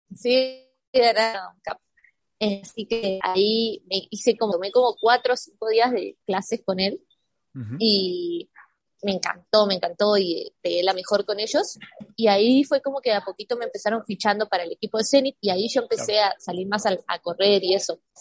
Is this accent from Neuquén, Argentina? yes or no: yes; San Martín de los Andes, Neuquén, Argentina; moved away as an adult; also born or lived in Europe; now in United States; Como soy de San Martín de los Andes, ahí hay eh, centros de esquí, así que esquío desde chiquita también.